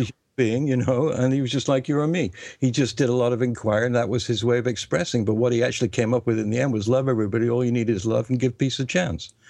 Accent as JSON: {"language": "English", "region": "England", "country": "United Kingdom", "first_language": "English", "said": "I am English and I speak that language, and the other languages are foreign to me"}